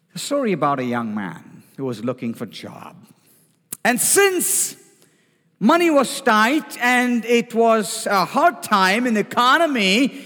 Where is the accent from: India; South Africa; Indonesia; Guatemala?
India; now in United States; I come from India